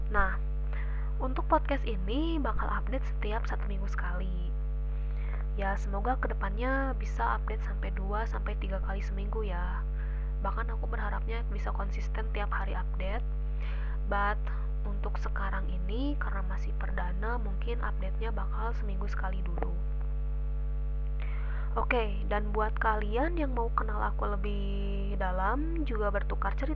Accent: Pekanbaru, Riau, Indonesia; born there; now in Bandung, Indonesia; aku lahir di Pekanbaru 30 Januari 2002 tapi aku bukan orang asli sana ya aku pendatang juga

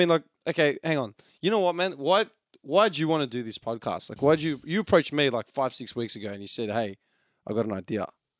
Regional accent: Melbourne, Victoria, Australia; We are three dickheads from Melbourne.

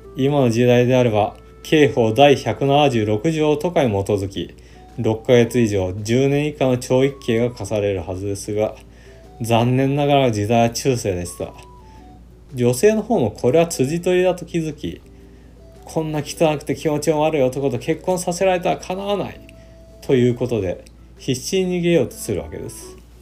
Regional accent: Yamanashi, Japan; 我が故郷の山梨県や長野県

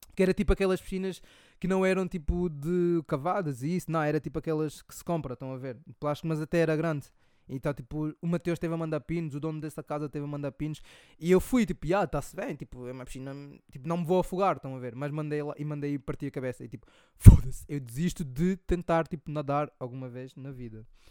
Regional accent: Angola; moved away; eu cresci, estão a ver, em Angola

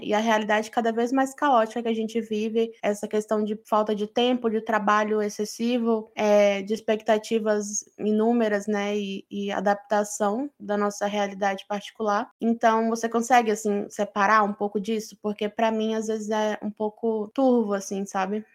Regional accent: Brazil; Eu sou brasileira.

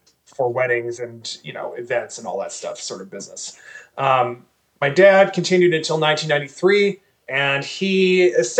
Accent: Milwaukee, Wisconsin, United States; So I was born in Milwaukee, Wisconsin, and that's where I grew up.

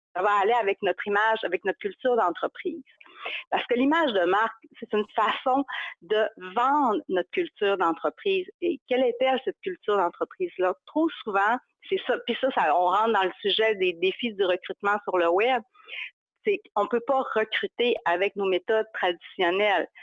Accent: Chicoutimi, Quebec, Canada; accent: Saguenay; je viens du Saguenay, de Chicoutimi plus précisément, c'est ça mon accent

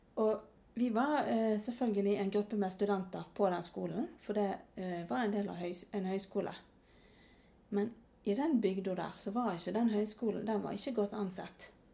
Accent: Norway; jeg er visst ganske norsk. Eh, det hadde jeg nok ikke kjent på hvis jeg bodde her hjemme i Norge

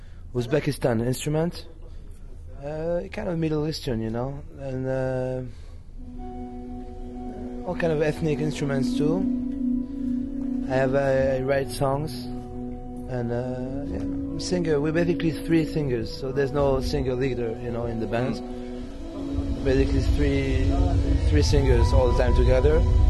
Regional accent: Réunion; moved away as an adult; also born or lived in France; now in Jerusalem, Israel; I'm from Reunion Island. It's near Madagascar in the Indian Ocean, yeah. I grew up there. I was born in France, grew up in the island, and made Aliyah and living in Jerusalem for 10 years now.

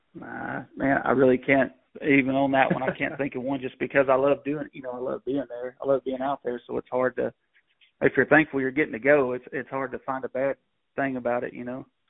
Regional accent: Gun Barrel City, Texas, United States; I'm from Gun Barrel City, Texas.

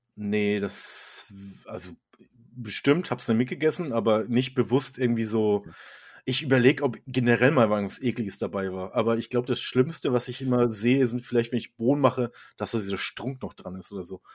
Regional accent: Germany; als Deutscher ist man ja auch so

